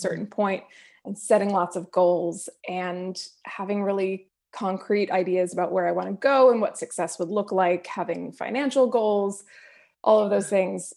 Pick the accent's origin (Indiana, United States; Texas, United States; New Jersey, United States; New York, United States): New Jersey, United States; also born or lived in Los Angeles, California; now in Azusa, United States; I'm originally from New Jersey, but I've lived in L A now for, uh, going on twelve years